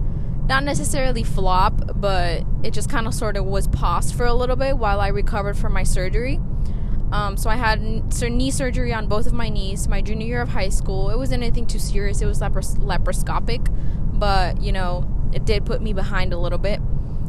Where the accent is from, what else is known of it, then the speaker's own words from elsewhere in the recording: Mexico; accent: Mexican; Sorry, my Mexican accent came out.